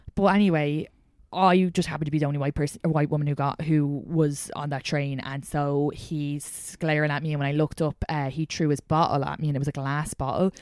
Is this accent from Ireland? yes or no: yes; outside Dublin, Leinster, Ireland; accent: Irish; moved away as an adult; now in New York City, United States; I grew up outside Dublin